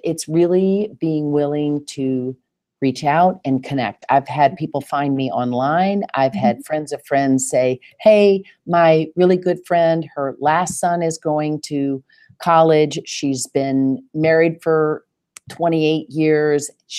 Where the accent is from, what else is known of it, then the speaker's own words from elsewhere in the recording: the South, United States; accent: Southern; I'm certain that my Southern accent, that boy, when I had to talk about money, it would get lot thicker than usual.